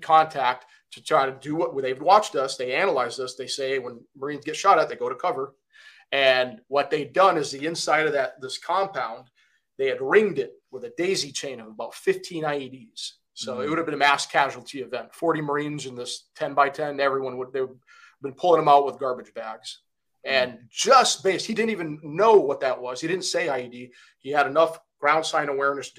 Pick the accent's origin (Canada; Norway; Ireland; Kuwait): Kuwait; moved away; also born or lived in Michigan, United States; So originally I'm from Kuwait, and I grew up there.